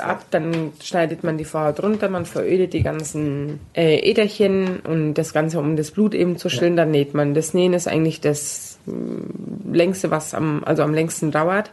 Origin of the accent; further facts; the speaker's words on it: Palestine; bei uns in Palästina